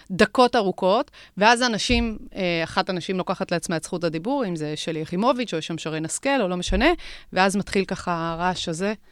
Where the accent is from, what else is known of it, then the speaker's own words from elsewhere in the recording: Jerusalem District, Israel; מאזור ירושלים.